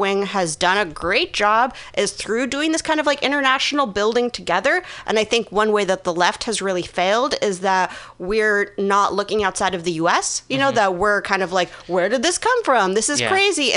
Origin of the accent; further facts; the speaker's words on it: Minsk, Belarus; moved away; I grew up I was born in Minsk in Belarus